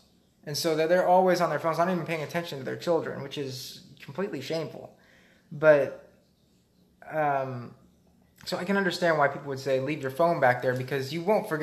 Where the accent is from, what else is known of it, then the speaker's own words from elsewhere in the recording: Arizona, United States; we're from Arizona